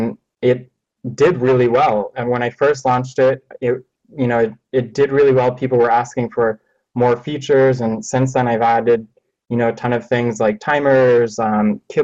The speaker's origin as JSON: {"language": "English", "town": "Los Angeles", "region": "California", "country": "United States", "said": "I'm from Los Angeles"}